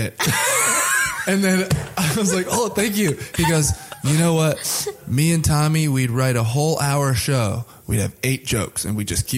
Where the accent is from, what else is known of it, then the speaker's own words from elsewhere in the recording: Austin, Texas, United States; moved away as an adult; now in Chicago, United States; My Austin improv group, I'm from Austin originally, and we still perform together sometimes. These are people I went to high school with.